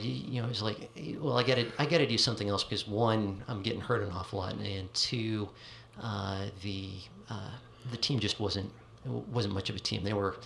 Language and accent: English; Juneau, Alaska, United States; moved away; also born or lived in Virginia; I grew up in Juneau.